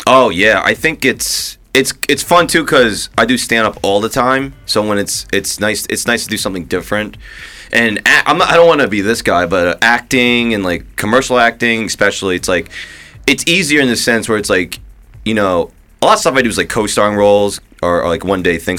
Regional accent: New Jersey, United States; moved away; also born or lived in New York; I grew up in Jersey.

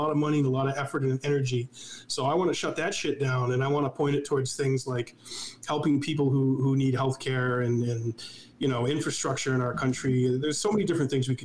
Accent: New Hampshire, United States; also born or lived in Massachusetts / Washington, D.C.; I moved from Massachusetts to New Hampshire in fourth grade in 1997, and I've been here ever since

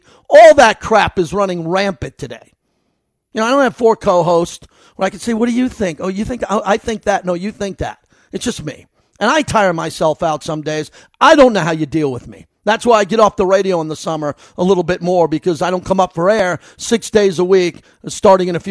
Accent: New York, United States; moved away; I grew up in New York as a Giant fan

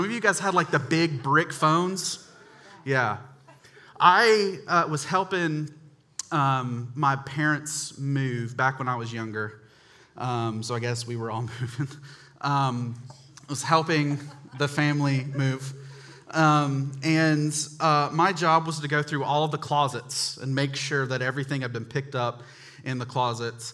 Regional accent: Charlotte, North Carolina, United States; I grew up in North Charlotte

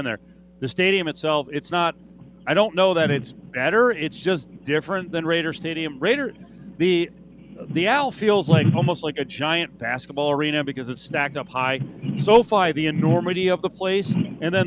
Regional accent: Northeast, United States; now in West Coast, United States; I grew up in the Northeast

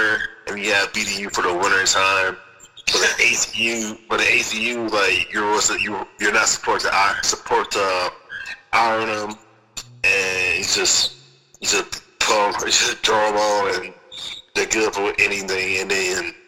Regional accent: Memphis, Tennessee, United States; I'm originally from Memphis, Tennessee. North Memphis, Tennessee

